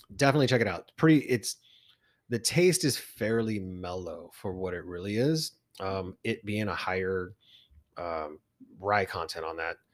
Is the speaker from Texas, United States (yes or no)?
yes; Texas, United States; And I said, "Texas."